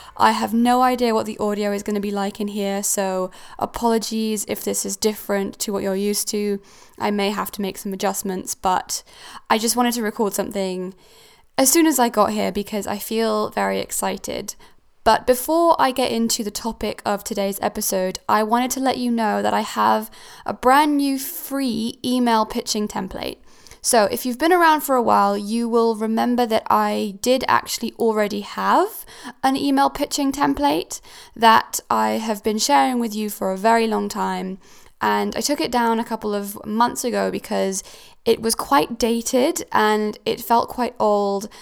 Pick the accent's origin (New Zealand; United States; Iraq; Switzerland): Switzerland; also born or lived in Cornwall; now in United Kingdom; I am originally from Switzerland. I am not, well, I'm British, I have a British passport, but I, I grew up in Switzerland.